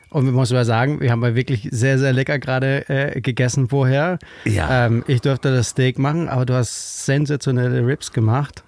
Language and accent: German; Kolding, Southern Denmark, Denmark; German is a second language; moved away as an adult; also born or lived in Düsseldorf; now in Hamburg, Germany; ich bin ja in Dänemark aufgewachsen, in Kolling.